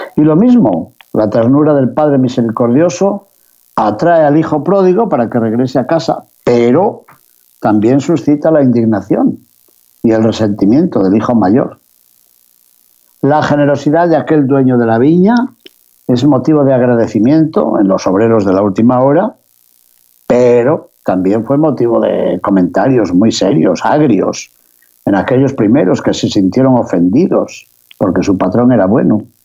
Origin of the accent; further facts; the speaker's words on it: León, Castile and León, Spain; desde la ciudad de León, mi ciudad natal en España